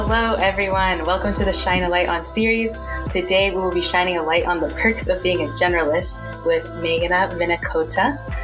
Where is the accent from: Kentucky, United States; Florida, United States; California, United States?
California, United States; Bay Area; grew up in the Bay Area